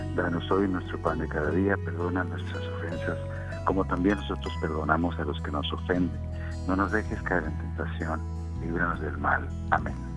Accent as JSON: {"language": "Spanish", "country": "Mexico", "said": "como mexicanos que somos"}